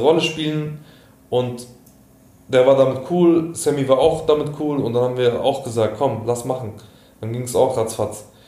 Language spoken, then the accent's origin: German; Offenbach, Hesse, Germany; ich bin aus Offenbach